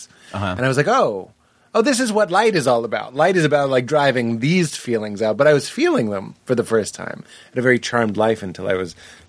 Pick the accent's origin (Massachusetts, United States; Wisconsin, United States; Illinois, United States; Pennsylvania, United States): Massachusetts, United States; Boston; I had never considered myself from Boston. Like, I am from Boston, but like, when I got divorced, suddenly I was from Boston.